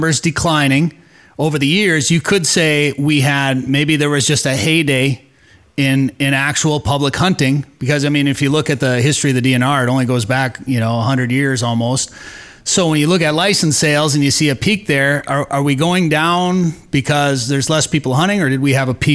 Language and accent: English; Wisconsin, United States; now in Minnesota, United States; I grew up rifle hunting in Wisconsin during that Thanksgiving 9-day season.